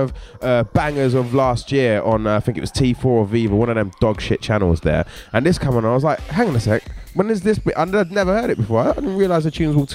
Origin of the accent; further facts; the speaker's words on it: London, United Kingdom; growing up in Catford